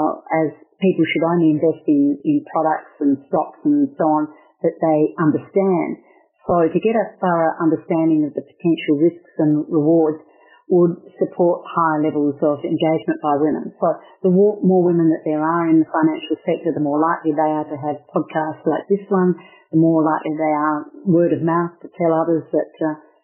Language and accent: English; Western Australia, Australia; I'm from Western Australia